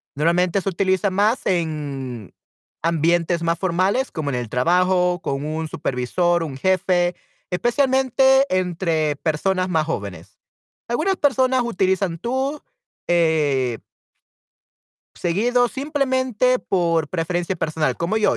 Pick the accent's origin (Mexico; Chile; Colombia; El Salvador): El Salvador; accent: Salvadoran Spanish; mi español, de mi dialecto como salvadoreño